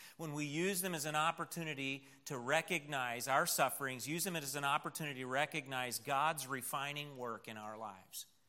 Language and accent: English; United States; we have as American Christians